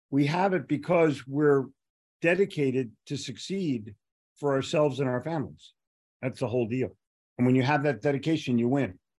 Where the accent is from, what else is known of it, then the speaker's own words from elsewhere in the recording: Philadelphia, Pennsylvania, United States; now in Charlotte, United States; When I when I moved to Charlotte, in 1988. I was here for about a year